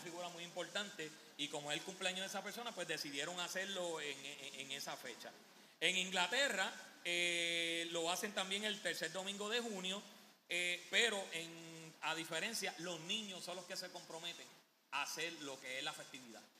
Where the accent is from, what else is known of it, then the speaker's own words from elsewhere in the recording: Puerto Rico; aquí en Puerto Rico somos territorio americano